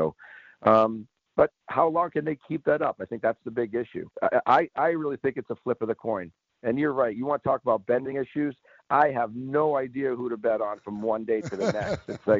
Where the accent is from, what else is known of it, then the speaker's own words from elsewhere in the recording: Boston, Massachusetts, United States; I grew up a Boston Bruins fan. I grew up here in Boston.